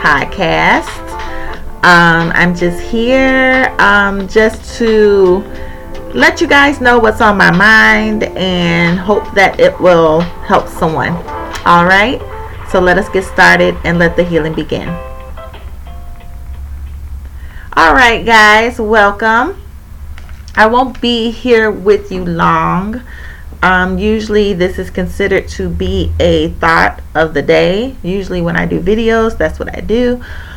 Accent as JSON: {"language": "English", "region": "Indiana", "country": "United States", "said": "I'm from Indiana, and I live in Indiana."}